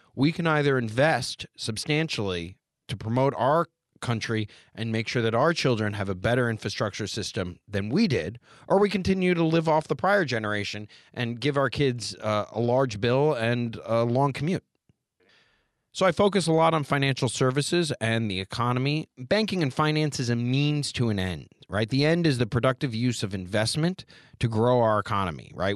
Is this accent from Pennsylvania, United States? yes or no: no; Montgomery County, Maryland, United States; I grew up right here in the Washington, D.C. metro area. I'm actually from Montgomery County, Maryland.